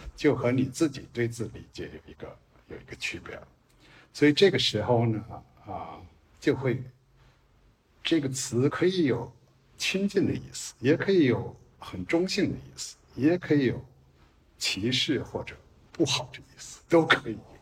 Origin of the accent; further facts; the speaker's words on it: China; first language Chinese; moved away; also born or lived in United States; 我是一个中国文化长出来的人，可以说我是一个中国人